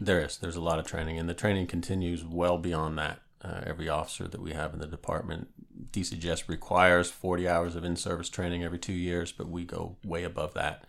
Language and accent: English; Northeast Pennsylvania, United States; moved away as an adult; also born or lived in Norfolk, Virginia; now in James City County, United States; Born and raised in Northeast Pennsylvania